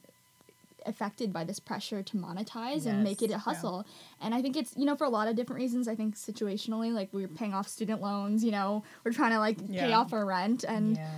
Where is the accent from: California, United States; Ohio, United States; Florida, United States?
California, United States; Los Angeles; I was born and raised in LA. I'm Korean American